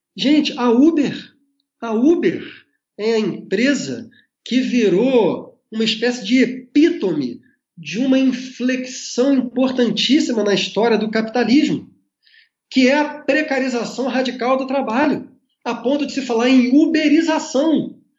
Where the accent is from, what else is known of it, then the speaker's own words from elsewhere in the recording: Brazil; nós, enquanto brasileiros